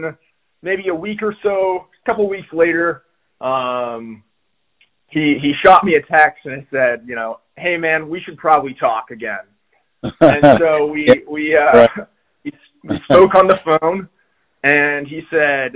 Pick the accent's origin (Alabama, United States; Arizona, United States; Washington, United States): Arizona, United States; Phoenix; moved away; I'm originally from Phoenix